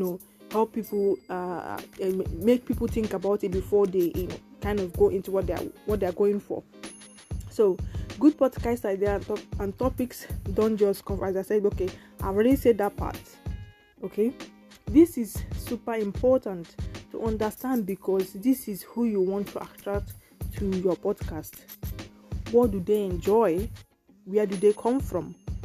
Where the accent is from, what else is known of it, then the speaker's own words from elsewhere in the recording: England, United Kingdom; I'm an English person, I'm an English girl.